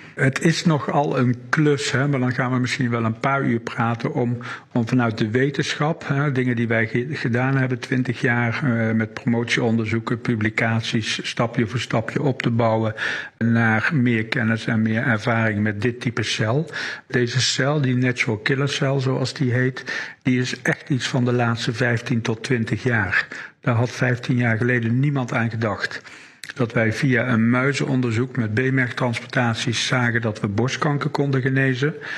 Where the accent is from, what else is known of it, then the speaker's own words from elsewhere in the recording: Wageningen, Gelderland, Netherlands; now in Limburg, Netherlands; geboren in Wageningen en al weer heel lang woonachtig in het Limburgse